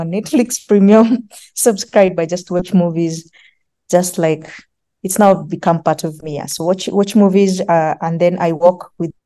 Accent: Nairobi, Kenya; I grew up in Kibera slums, and it is hard growing up in Kibera slums

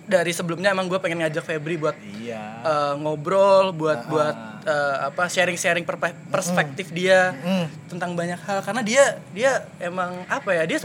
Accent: Jakarta, Indonesia; Kan gue nih asli Jakarta.

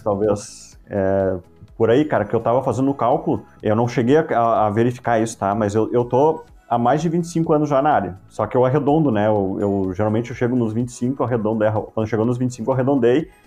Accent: Estância Velha, Rio Grande do Sul, Brazil; also born or lived in Campo Bom; Eu nasci em Estância Velha, tá? Mas eu, eu vivo em Campo Bom já há muitos anos

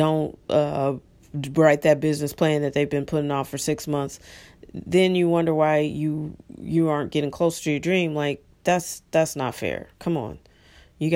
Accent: United States

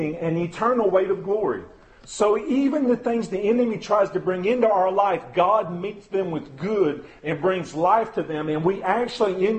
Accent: United States; especially as American Christians

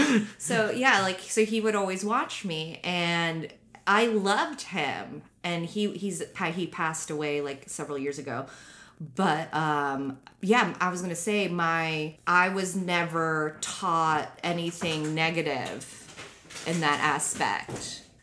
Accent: Japan; But actually, I honestly, like, we grew up in Japan. There's national health care there, and it's fucking working fine.

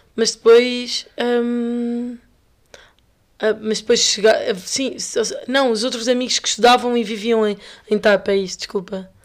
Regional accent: Lisbon, Portugal; nós que somos de Lisboa

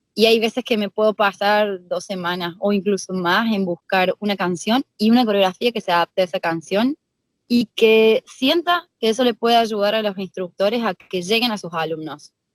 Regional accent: Argentina; now in Spain; mis alumnos que saben que soy de Argentina

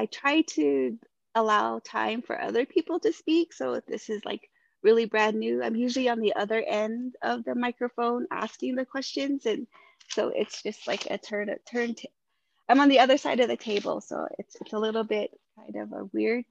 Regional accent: Shiprock, New Mexico, United States; moved away; I moved back to my hometown of Shiprock

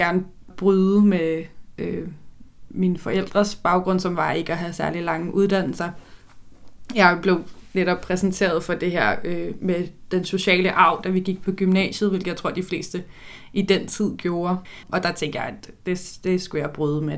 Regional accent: Køge, Zealand, Denmark; jeg er vokset op i Køge

